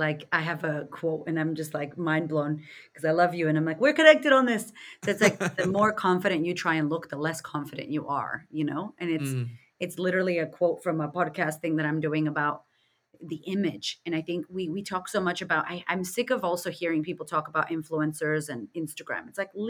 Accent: United States; I'm from America, so I don't resonate with the queen at all or any of that.

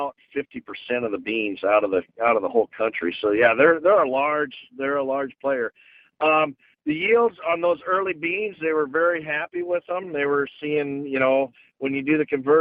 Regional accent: the Mississippi, Iowa, United States; I grew up here on the Mississippi

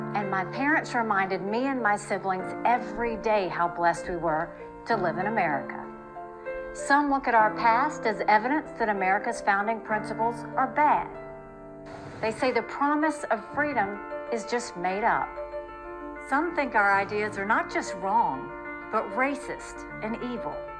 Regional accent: South Carolina, United States; I was born and raised in South Carolina

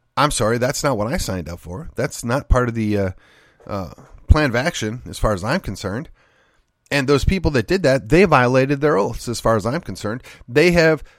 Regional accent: Texas, United States; Ken Paxton is from my hometown. Ken Paxton was my state rep. Then Ken Paxton was my state senator

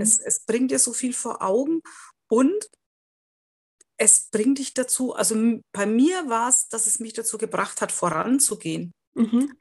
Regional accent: Bavaria, Germany; ich komme ja aus Bayern

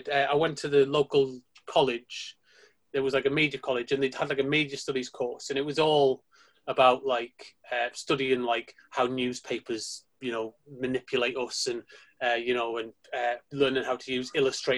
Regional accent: Sunderland, North East England, United Kingdom; moved away as an adult; also born or lived in Preston; I'm from Sunderland originally, in case you can't tell.

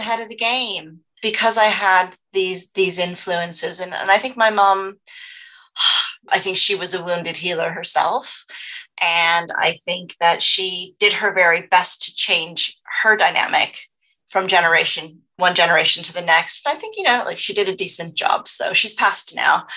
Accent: United States; moved away; also born or lived in Los Angeles, California / Dallas, Texas; growing up in Los Angeles, then Texas, which is also a very appearance-focused society, Dallas, Texas

